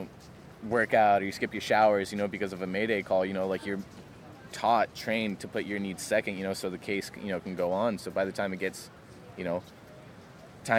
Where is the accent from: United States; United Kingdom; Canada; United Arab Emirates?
United States; San Diego, California; moved away as an adult; now in Oregon, United States; originally from, you know, San Diego, Pacific Beach, you know, stomping grounds is my hometown.